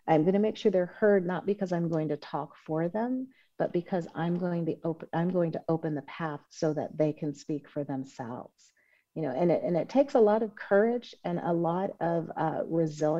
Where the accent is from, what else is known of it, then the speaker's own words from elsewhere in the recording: Oakland, California, United States; I grew up in Oakland, California